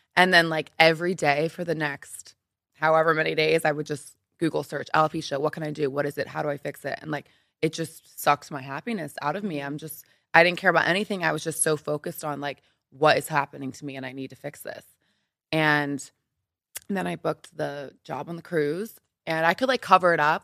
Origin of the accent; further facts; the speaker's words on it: Philadelphia, Pennsylvania, United States; moved away as an adult; also born or lived in New York; now in Los Angeles, United States; I am from Philly, Pennsylvania, so the East Coast.